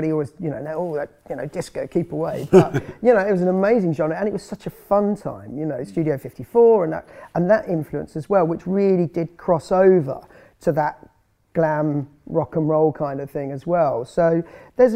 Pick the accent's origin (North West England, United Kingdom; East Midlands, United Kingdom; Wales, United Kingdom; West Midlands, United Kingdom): East Midlands, United Kingdom; just outside Northampton; I grew up just outside Northampton